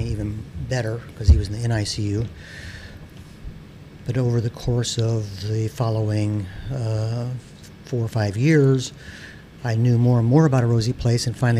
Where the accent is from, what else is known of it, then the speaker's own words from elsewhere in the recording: South Bend, Indiana, United States; I was born in South Bend, John Adams High School, undergraduate at Northwestern.